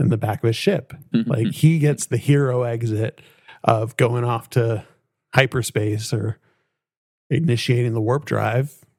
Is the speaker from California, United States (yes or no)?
yes; East Bay, California, United States; I at least grew up in the East Bay